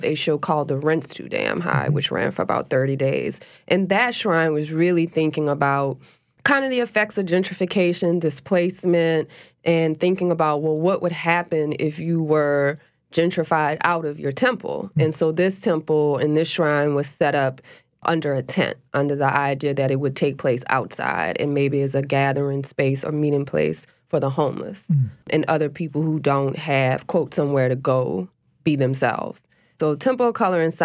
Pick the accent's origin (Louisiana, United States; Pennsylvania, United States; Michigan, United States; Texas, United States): Louisiana, United States; New Orleans; I grew up in New Orleans, and altars and shrines are a real big part of the culture here.